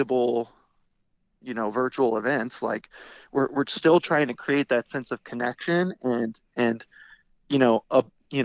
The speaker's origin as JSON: {"language": "English", "town": "St. Louis", "region": "Missouri", "country": "United States", "said": "we are people from St. Louis"}